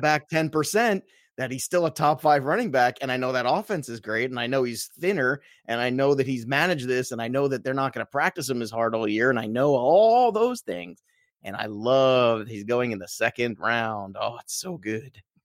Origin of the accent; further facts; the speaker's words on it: Brooklyn, New York, United States; now in New Jersey, United States; I'm from Brooklyn originally